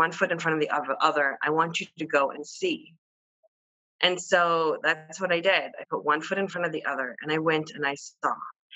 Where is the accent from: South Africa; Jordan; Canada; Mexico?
Jordan; Amman, Amman Governorate; I was born in Amman, Jordan, to a Caucasian woman from the Midwest who is Methodist till this day